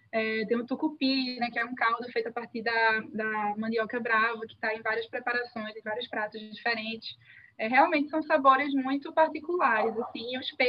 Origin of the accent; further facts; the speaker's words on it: Northeast Region, Brazil; Assim, eu sou né, do Nordeste e você consegue comer comida nordestina em muitos outros lugares, né?